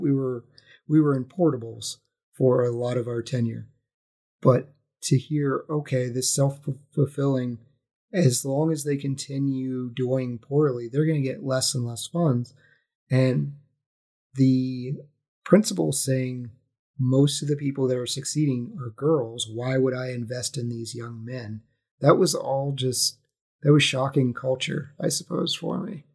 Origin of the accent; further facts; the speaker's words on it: West Virginia, United States; I grew up in West Virginia